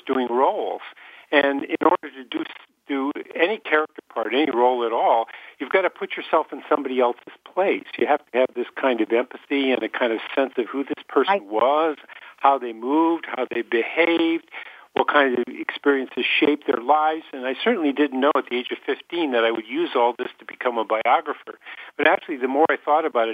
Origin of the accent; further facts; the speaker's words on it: Detroit, Michigan, United States; I used to watch them on Million Dollar Movie when I was growing up in Detroit